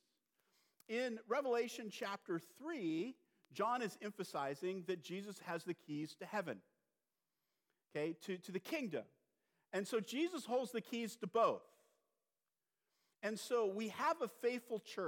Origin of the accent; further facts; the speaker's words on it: California, United States; moved away; I'm from California.